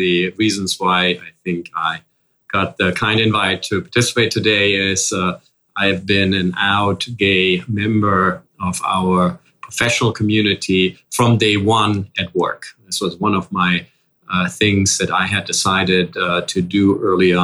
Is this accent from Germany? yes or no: yes; Germany; English is a second language; moved away as an adult; now in New York, United States; As you can probably hear already with a slight accent, I grew up in Germany and started my professional life in Germany.